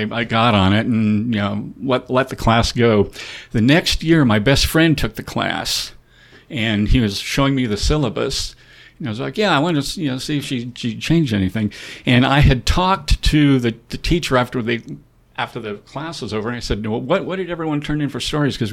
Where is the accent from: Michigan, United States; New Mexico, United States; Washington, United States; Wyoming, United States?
Wyoming, United States; they're not going to want to hear from me. I'm from Wyoming, you know.